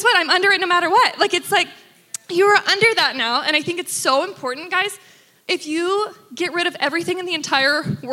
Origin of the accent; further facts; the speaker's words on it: Texas, United States; I grew up in Texas, Father, Son, Holy Bible.